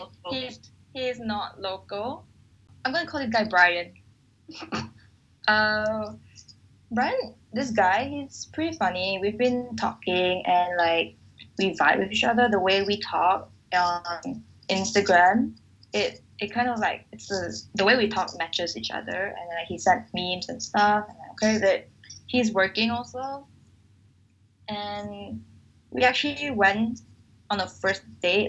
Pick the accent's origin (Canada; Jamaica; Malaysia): Malaysia; where are you from and i said um Malaysia